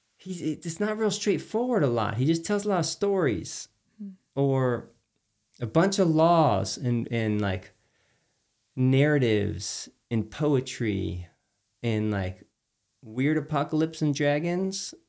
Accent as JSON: {"language": "English", "town": "Houston", "region": "Texas", "country": "United States", "tie": "born or raised there", "said": "I grew up in Texas"}